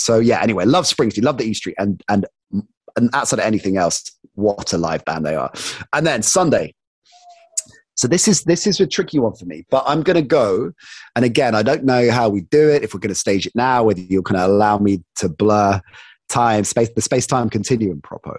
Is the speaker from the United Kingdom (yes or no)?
yes; United Kingdom; I was of course in love with America, with American sports, with American culture, but as a Brit also had that cynicism for parts of that as well